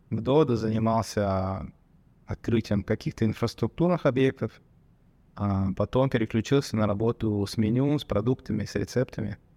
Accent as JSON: {"language": "Russian", "country": "Armenia", "said": "Даже если я сам думаю, что вот я армянин, я думаю, что другие армяне так не делают."}